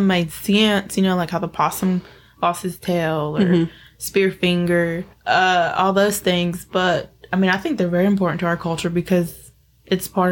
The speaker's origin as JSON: {"language": "English", "town": "Cherokee", "region": "North Carolina", "country": "United States", "tie": "born or raised there", "said": "growing up in Cherokee"}